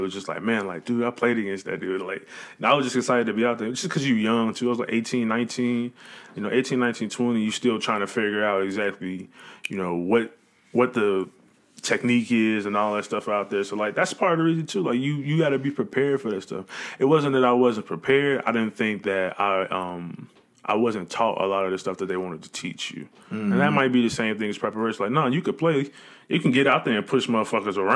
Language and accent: English; Chicago, Illinois, United States; moved away; I'm from Chicago, but I didn't realize the South Side was a bad place until I left the South Side of Chicago